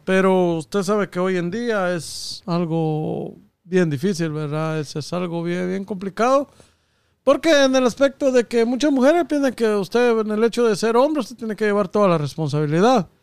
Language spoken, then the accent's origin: Spanish; Guatemala; now in United States; nosotros, lo, los guatemaltecos